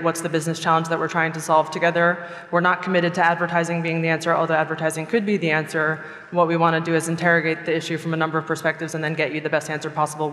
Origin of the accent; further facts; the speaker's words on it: United States; also born or lived in France / New York / London; now in Amsterdam, Netherlands; I'm American and French